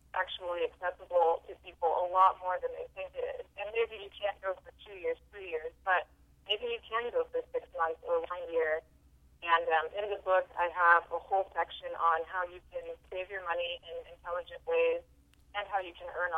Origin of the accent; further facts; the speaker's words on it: Southern California, United States; I grew up in Southern California